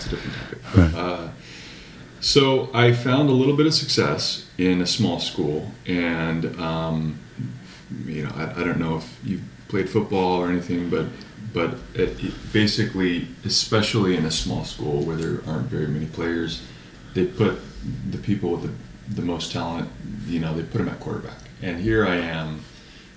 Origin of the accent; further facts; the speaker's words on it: Carpinteria, California, United States; now in Santa Barbara, United States; I come from Carpinteria, which is a small town. Mm-hmm. I live in Santa Barbara now, which is 15 miles away